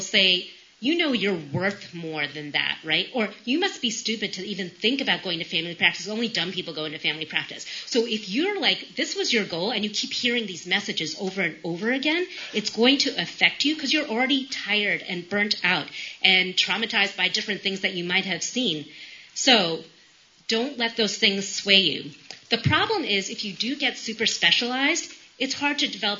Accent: New York, United States; moved away as an adult; now in Appalachia, United States; I'm from New York. We live in rural Appalachia.

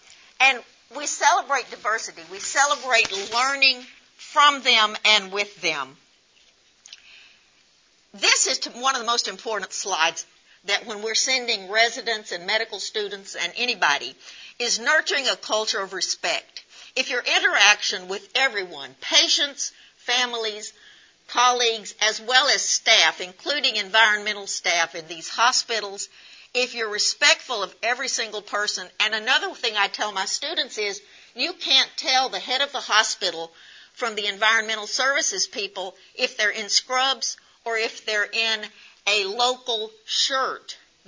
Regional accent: United States; And so just because we're from the United States does not make us the same.

